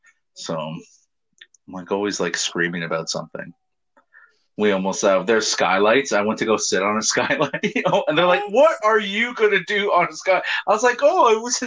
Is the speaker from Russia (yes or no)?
no; Hamilton, Ontario, Canada; Hamilton, my hometown